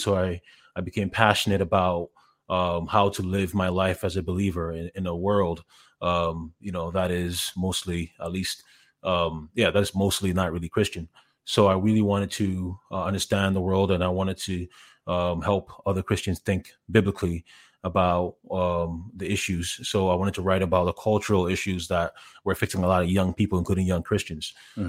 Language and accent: English; Ghana; born there; moved away; also born or lived in Canada; I mentioned that I was born in Ghana, and I said I moved with my family to Canada.